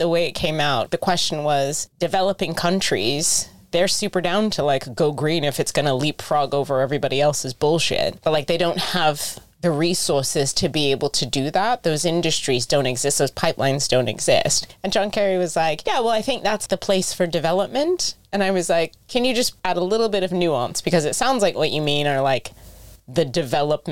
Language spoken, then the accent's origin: English; United States; I'm American